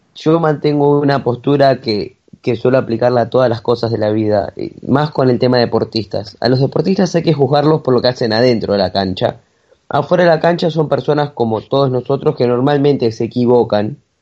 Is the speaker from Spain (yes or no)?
no; Argentina; un orgullo como argentino